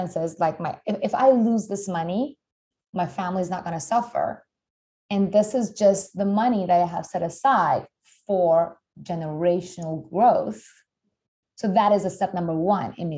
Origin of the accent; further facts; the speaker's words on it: Iran; moved away; I'm originally from Iran